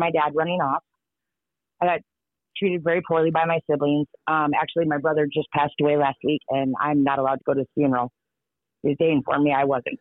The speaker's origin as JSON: {"language": "English", "town": "St. Paul", "region": "Minnesota", "country": "United States", "tie": "born or raised there", "said": "I grew up in East St. Paul, Minnesota, in the ghetto."}